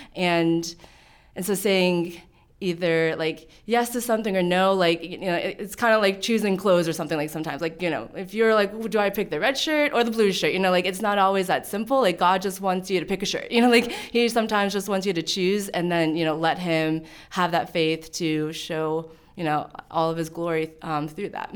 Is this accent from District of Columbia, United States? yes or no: no; Pittsburgh, Pennsylvania, United States; moved away as an adult; also born or lived in Nanning, China; now in Frederick, United States; I grew up in Pittsburgh, Pennsylvania